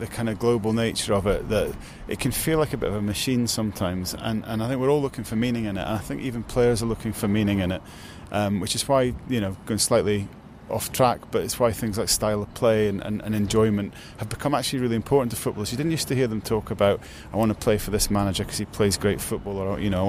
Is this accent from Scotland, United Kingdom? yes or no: yes; Aberdeen, Scotland, United Kingdom; now in Leicester, United Kingdom; where I grew up in Aberdeen